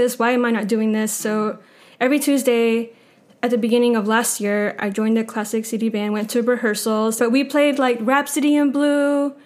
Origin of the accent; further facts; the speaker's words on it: Greenville, South Carolina, United States; moved away as an adult; also born or lived in Florida; now in Athens, Georgia, United States; I'm from Greenville, South Carolina. I am in a family of five brothers. I have two sisters. I was born in Florida. We moved to Greenville, South Carolina, right before Greenville started growing.